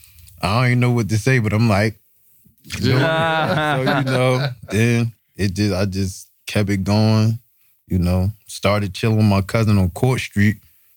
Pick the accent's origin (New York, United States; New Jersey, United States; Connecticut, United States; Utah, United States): New Jersey, United States; Newark; also born or lived in Irvington, New Jersey; I'm from Newark